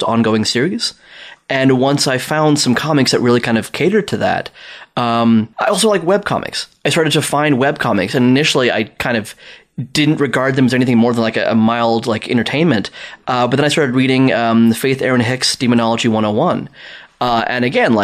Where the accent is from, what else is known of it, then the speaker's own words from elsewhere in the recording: South Africa; moved away as an adult; now in Toronto, Canada; I'm from South Africa